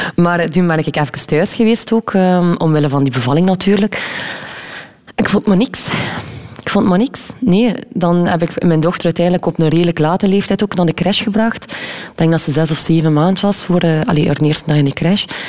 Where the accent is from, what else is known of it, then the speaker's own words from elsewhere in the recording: Wevelgem, Flanders, Belgium; we zijn ook opgegroeid in Wevelgem.